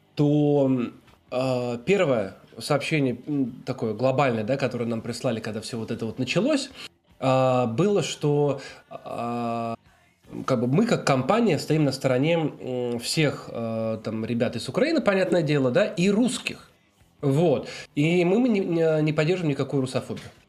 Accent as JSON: {"language": "Russian", "region": "Moscow", "country": "Russia", "also_born_or_lived": "Wrocław, Poland", "moved": "yes", "lives_now": "Warsaw, Poland", "said": "мы с Москвы, с России"}